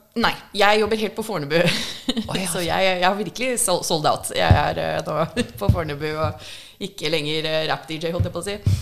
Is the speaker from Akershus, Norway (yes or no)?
yes; Hurdal, Akershus, Norway; also born or lived in Fargo, North Dakota, United States / Minnesota, United States; now in Oslo, Norway; Det er ikke noe inner city jeg kommer ifra. Jeg er fra Hurdal og reservatet